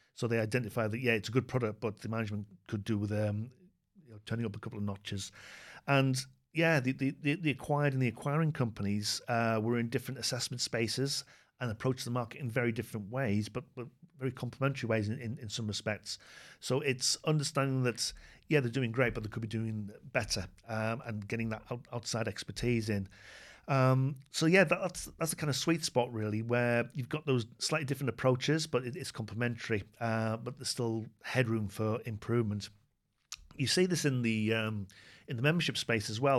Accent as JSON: {"language": "English", "country": "United Kingdom", "said": "speaking as a Brit"}